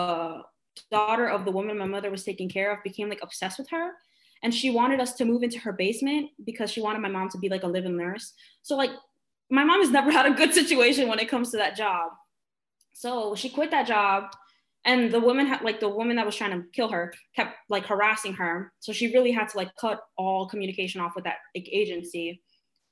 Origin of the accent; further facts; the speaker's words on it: New York City, New York, United States; I live in Sunset Park. I was born and raised in Sunset Park.